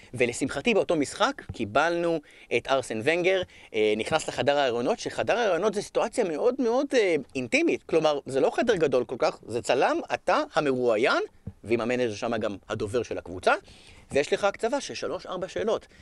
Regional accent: Israel; אנחנו בישראל, אנחנו לומדים אנגלית נהדרת

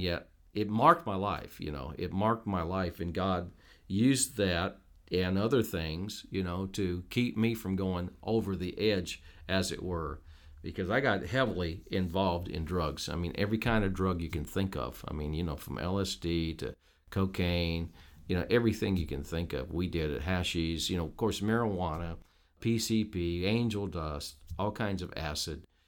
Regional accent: Petersburg, Indiana, United States; moved away as an adult; also born or lived in Noblesville, Indiana / Carmel, Indiana / Jasper, Indiana; now in Newburgh, United States; in the '60s, early '60s, we moved into Petersburg, and spent 20 years. I grew up there went to school all my years of schooling

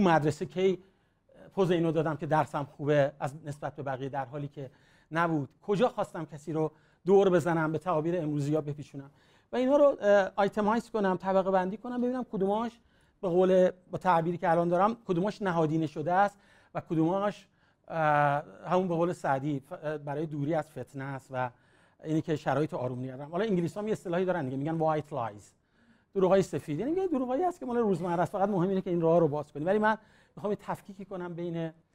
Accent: Iran; moved away; ایرانی هستیم

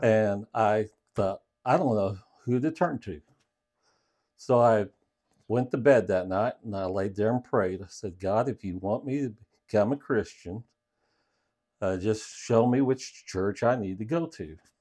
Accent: Parkersburg, Illinois, United States; I grew up in Parkersburg, Illinois

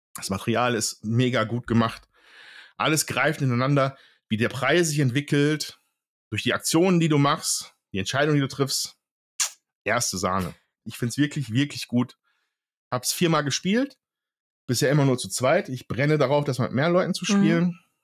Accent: Ruhr area, North Rhine-Westphalia, Germany; ich komme aus dem Ruhrgebiet

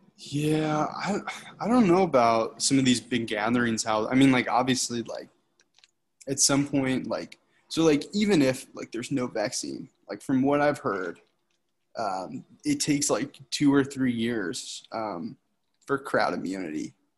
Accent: Michigan, United States; moved away as an adult; growing up in Michigan

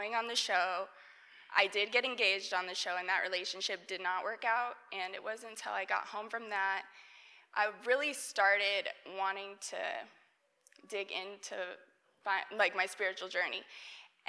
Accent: Montana, United States; moved away as an adult; now in Atlanta, United States; I was born and raised in Montana, and I went to college in Montana as well

